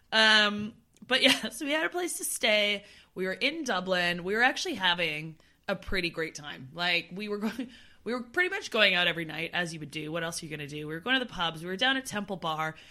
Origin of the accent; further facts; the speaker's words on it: Canada; now in London, United Kingdom; We're both from Canada, but now we live on complete opposite ends of the world